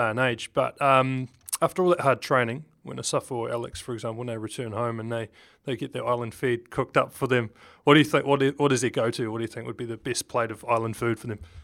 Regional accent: Wellington, New Zealand; Wellington, born and raised

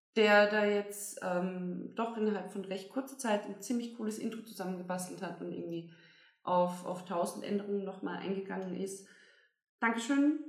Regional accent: Bavaria, Germany; now in Austria; ich komme zwar aus Bayern

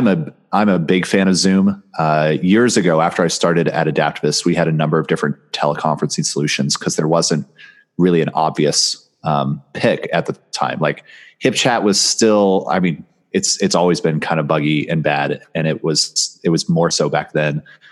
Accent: United States; Especially as an American

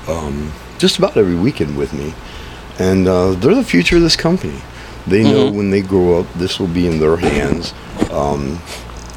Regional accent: Manassas, Virginia, United States; now in Yuma, United States; I'm from Manassas, Virginia

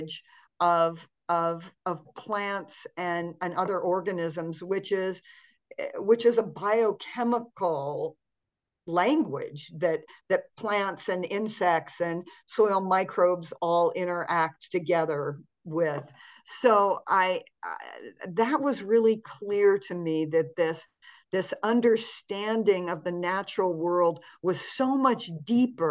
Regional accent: Montana, United States; I grew up in Montana, which is kind of a cold climate here in the United States.

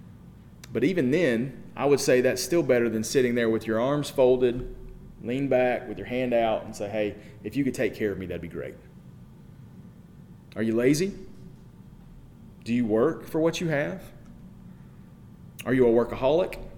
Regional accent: United States; We are American

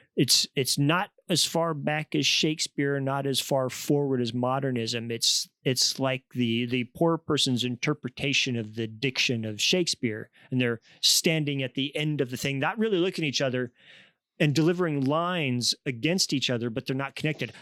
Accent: Kansas, United States; I grew up in Kansas among conservative, you know, religious women.

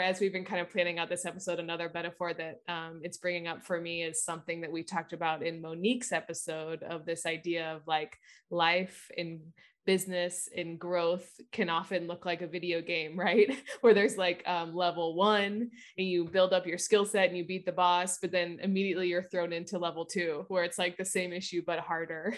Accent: Midwest, United States; I grew up in the Midwest

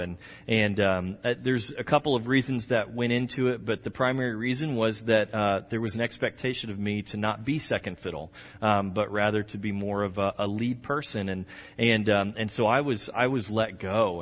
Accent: Texas, United States; I'm from Texas

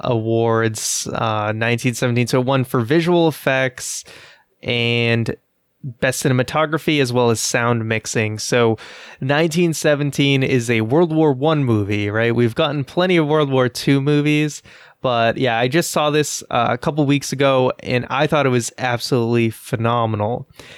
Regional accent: Boston, Massachusetts, United States; I'm from Boston.

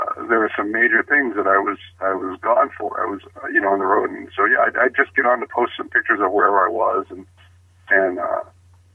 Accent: Hawaii, United States; being Hawaiian

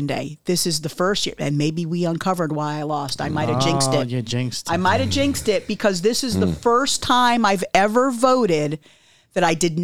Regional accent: Connecticut, United States; now in Deltona, United States; my mom and I still have a lot of family in my home state of Connecticut

